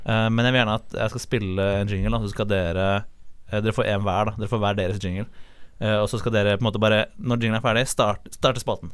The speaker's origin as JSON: {"language": "Norwegian", "region": "Oslo", "country": "Norway", "said": "Jeg er fra Oslo"}